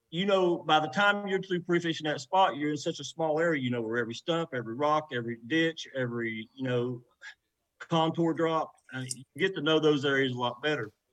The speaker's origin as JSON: {"language": "English", "region": "West Virginia", "country": "United States"}